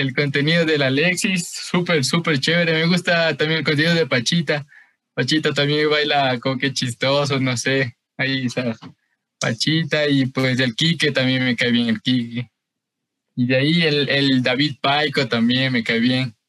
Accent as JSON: {"language": "Spanish", "town": "Quito", "region": "Pichincha", "country": "Ecuador", "said": "yo soy de Quito, aquí del norte, Quito el norte, eh, por, por Carcelén"}